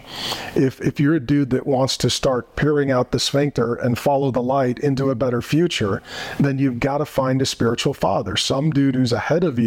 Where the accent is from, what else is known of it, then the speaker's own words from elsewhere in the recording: Arizona, United States; my home state of Arizona